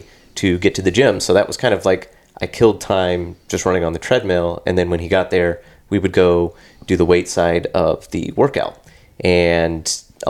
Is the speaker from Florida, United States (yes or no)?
yes; Jacksonville, Florida, United States; born and raised here in Jacksonville, Florida